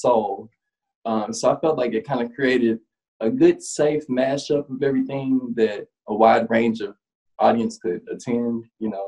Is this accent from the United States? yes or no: yes; Nashville, Tennessee, United States; I'm a Nashville native